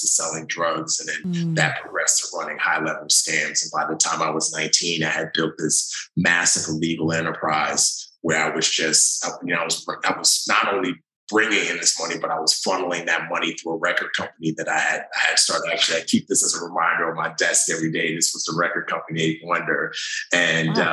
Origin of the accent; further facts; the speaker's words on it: New York City, New York, United States; moved away as an adult; growing up in the Bronx